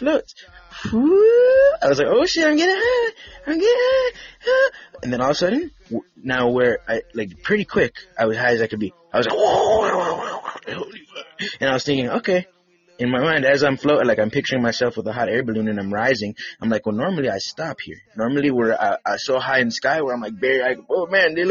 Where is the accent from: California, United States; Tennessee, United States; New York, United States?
California, United States; I'm from California